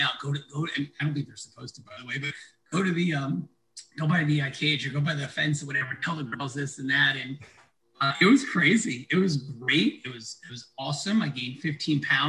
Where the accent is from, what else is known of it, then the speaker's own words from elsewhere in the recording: New York City, New York, United States; now in North Carolina, United States; I grew up in Queens, New York.